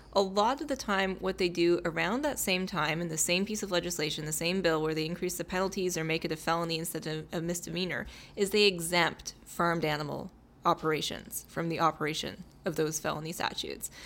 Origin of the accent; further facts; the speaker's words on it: Calgary, Alberta, Canada; I was born in Calgary